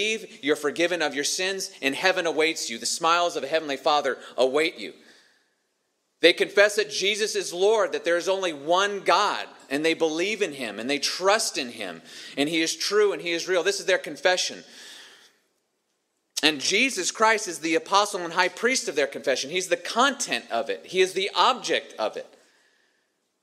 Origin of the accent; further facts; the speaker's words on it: Montana, United States; where I grew up in Montana